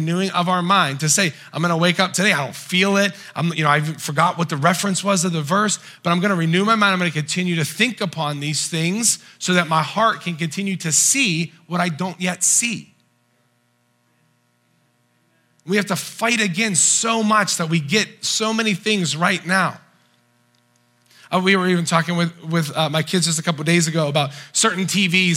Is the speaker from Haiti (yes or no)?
no; United States; We grew up in the United States